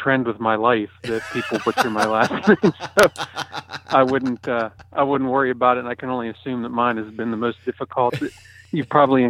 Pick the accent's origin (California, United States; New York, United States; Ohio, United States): Ohio, United States; I usually do several trips a year and get to hunt my home state here of Ohio, which is a wonderful whitetail state.